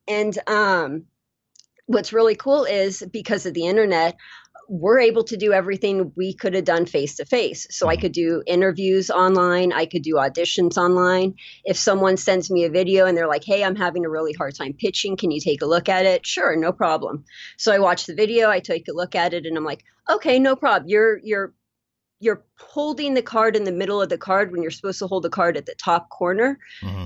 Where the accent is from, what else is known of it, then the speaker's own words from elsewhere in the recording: Las Vegas, Nevada, United States; born and raised in Las Vegas and you go out and you travel to other places and at the other places they're like, "Oh, where are you from?" "Oh, I'm from Las Vegas."